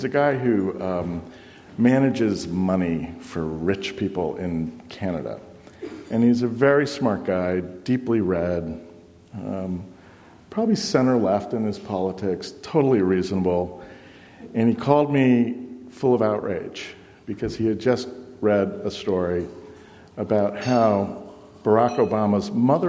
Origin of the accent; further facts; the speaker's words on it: Boston, Massachusetts, United States; I'm from Boston. I know Boston.